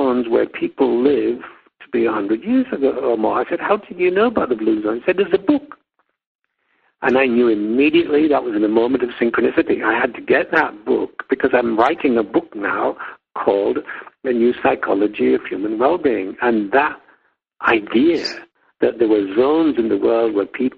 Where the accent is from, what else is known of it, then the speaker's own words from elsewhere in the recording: England, United Kingdom; moved away as an adult; also born or lived in United States; I've been living in my original homeland in England.